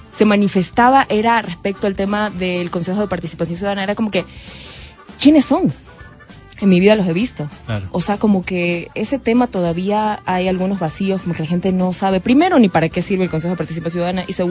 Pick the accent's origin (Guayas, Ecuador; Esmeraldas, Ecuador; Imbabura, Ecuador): Guayas, Ecuador; Guayaquil; Yo soy de Guayaquil